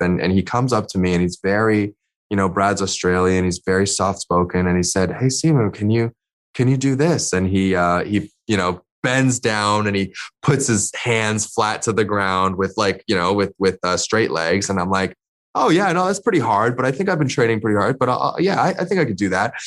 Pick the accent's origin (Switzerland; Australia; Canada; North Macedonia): Canada; also born or lived in China / London; I'm Asian Canadian